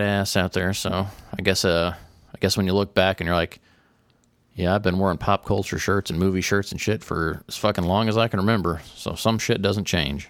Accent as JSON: {"language": "English", "region": "Tornado Alley", "country": "United States", "tie": "born or raised there", "said": "growing up in Tornado Alley, hearing tornado sirens"}